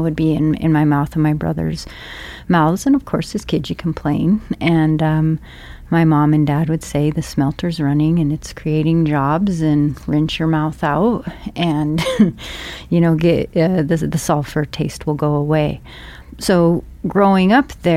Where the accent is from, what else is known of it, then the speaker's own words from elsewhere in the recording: Anaconda, Montana, United States; moved away as an adult; also born or lived in Seattle, Washington; I grew up in Anaconda, Montana